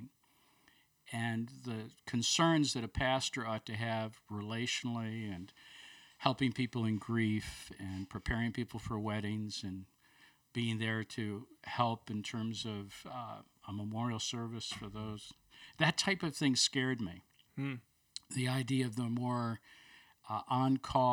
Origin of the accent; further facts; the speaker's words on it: Buffalo, New York, United States; also born or lived in Chicago area / Toronto / Bloomington, Indiana / Denver area; now in Birmingham, United States; I grew up in Buffalo, New York